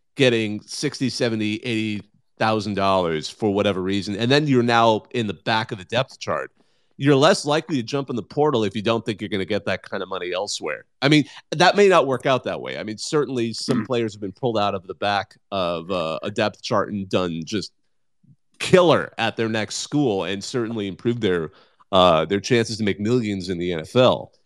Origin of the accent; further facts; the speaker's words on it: Bakersfield, California, United States; also born or lived in Los Angeles / Minnesota; now in Minneapolis, United States; I grew up in in Bakersfield, right, the armpit of the state of California